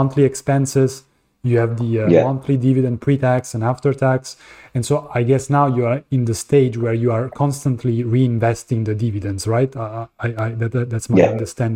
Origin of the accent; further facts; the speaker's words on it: Italy; moved away; we come from Italy